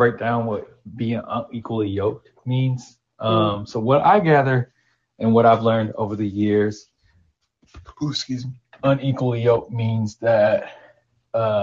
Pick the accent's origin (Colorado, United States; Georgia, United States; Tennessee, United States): Tennessee, United States; Nashville; I'm from Antioch, Tennessee, aka Nashville. Born and raised, been living here my whole life